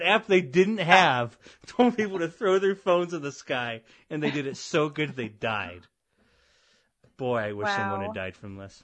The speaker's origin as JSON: {"language": "English", "town": "Avon", "region": "Illinois", "country": "United States", "tie": "born or raised there", "said": "my hometown of Avon was like two and a half hours west of Champaign"}